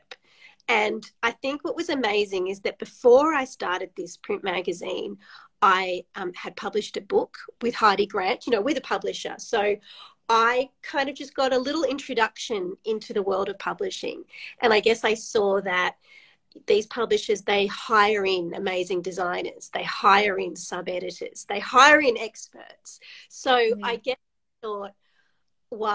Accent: Sydney, New South Wales, Australia; moved away as an adult; now in New South Wales-Queensland border, Australia; I grew up in Sydney, really knowing nothing about regional Australia.

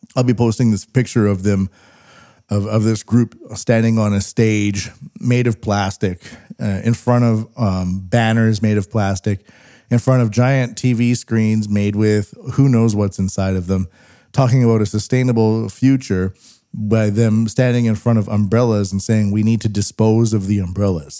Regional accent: Western Canada, Canada; I'm Western Canadian

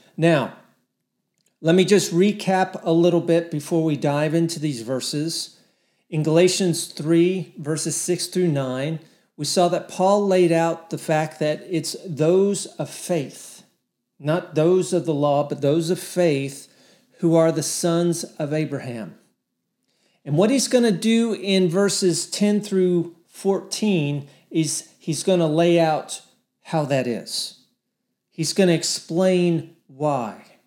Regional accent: Texas, United States; I live in Texas. I'm a Texan

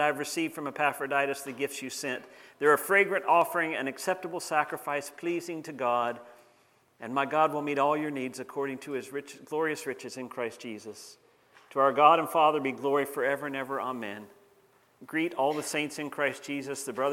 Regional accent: Banner Elk, North Carolina, United States; now in Canada; Back in 1967, I was born in a little town called Banner Elk, North Carolina

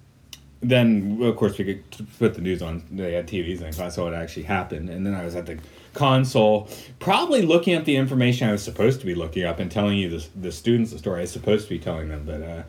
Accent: United States; me being the American.

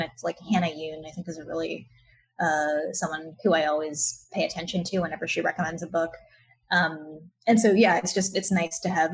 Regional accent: Maryland, United States; where I grew up in Maryland

